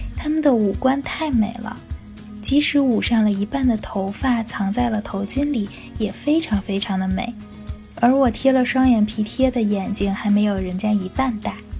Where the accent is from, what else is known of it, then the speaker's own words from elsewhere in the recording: China; 我是中国人